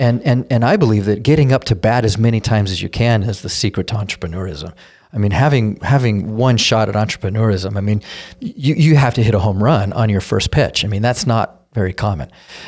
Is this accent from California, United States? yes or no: no; Denver, Colorado, United States; I grew up in Denver. I say I grew up in Denver. It's where I went to high school. But I've lived in 8 states growing up and moved every 2 years since I was 4 years old.